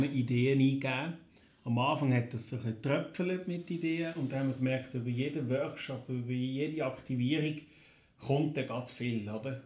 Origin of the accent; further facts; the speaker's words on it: Neuenkirch, Lucerne, Switzerland; Ich komme aus Neuenkirch